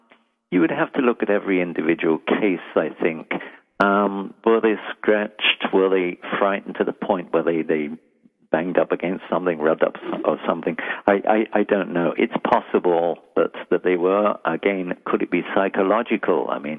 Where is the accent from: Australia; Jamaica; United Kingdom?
United Kingdom; London; now in United States; From London.